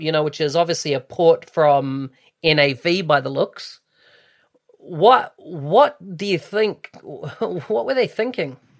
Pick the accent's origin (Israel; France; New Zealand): New Zealand; moved away; I came from New Zealand originally